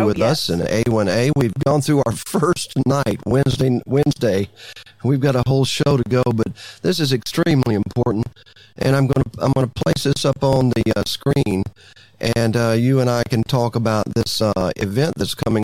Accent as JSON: {"language": "English", "region": "Alabama", "country": "United States", "moved": "yes", "lives_now": "Florida Keys, United States", "said": "I'm from Alabama"}